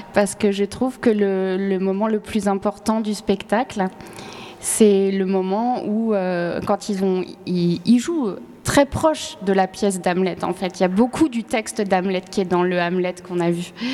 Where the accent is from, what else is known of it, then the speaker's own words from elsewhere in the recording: France; moved away as an adult; also born or lived in Northern Ireland; j'avais grandi en France